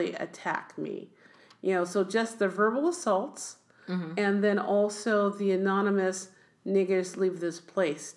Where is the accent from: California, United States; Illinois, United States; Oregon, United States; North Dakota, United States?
California, United States; Oakland; also born or lived in Berkeley, California; we moved to Oakland, California. In Oakland, I was raised in first a kind of a mixed neighborhood